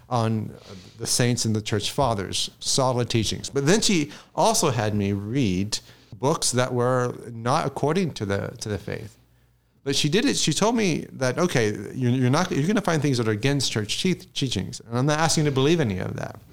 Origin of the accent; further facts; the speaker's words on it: Jacksonville, Florida, United States; moved away; I'm from Jacksonville, went to Florida State University